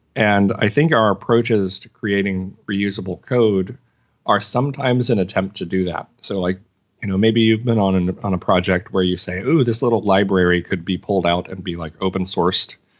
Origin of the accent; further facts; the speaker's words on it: Arkansas, United States; I'm from Arkansas